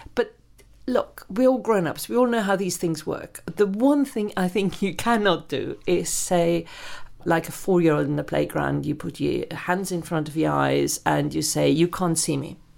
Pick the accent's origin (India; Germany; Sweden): Germany; moved away as an adult; now in United Kingdom; I grew up in Germany